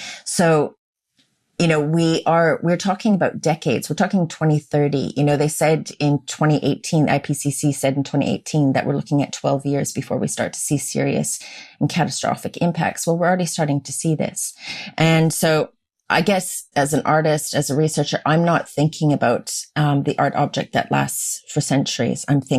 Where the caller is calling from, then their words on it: Castlemaine, Victoria, Australia; I'm calling in from Jarrah Country up in Castlemaine in central Victoria.